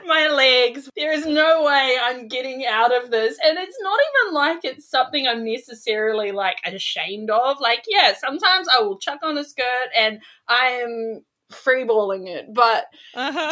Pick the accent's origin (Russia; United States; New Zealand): New Zealand; now in Sydney, Australia; So I'm originally from New Zealand, but I'm living in Sydney, Australia now